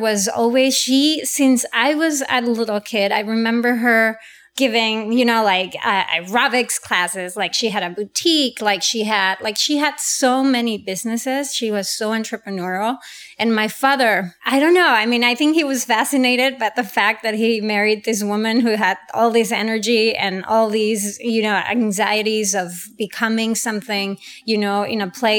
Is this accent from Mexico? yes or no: yes; Durango, Mexico; moved away as an adult; also born or lived in Europe / Canada; now in Los Angeles, United States; I was born and raised in Mexico, as you said. I'm the youngest of four kids, and I moved to LA probably 15 years ago. I lived in Europe previously, in Canada.